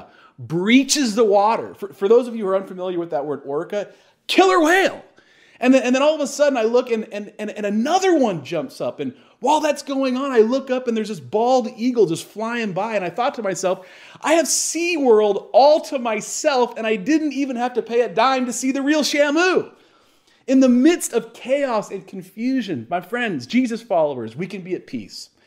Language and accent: English; Tacoma, Washington, United States; when I grew up in Sunday school here in Tacoma